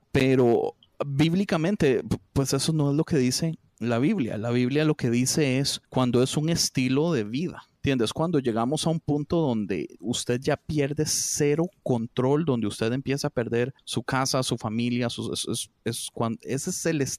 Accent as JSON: {"language": "Spanish", "country": "Costa Rica", "said": "Yo como buen tico siempre voy a ser tirado por, por lo mismo de no ejército, de pacifismo, de amor a la patria"}